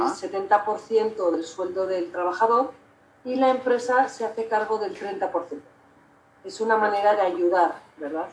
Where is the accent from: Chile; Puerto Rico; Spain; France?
Spain; now in Mexico; yo, que soy española